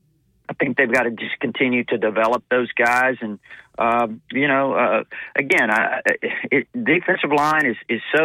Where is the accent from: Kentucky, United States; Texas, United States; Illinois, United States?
Texas, United States; Corpus Christi; also born or lived in Mobile, Alabama; now in Tuscaloosa, United States; growing up in Corpus Christi, Texas, and, you know, after having moved from Mobile